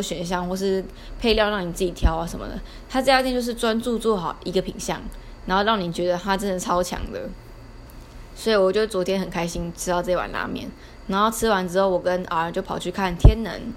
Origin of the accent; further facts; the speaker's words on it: Taiwan; 我们台湾人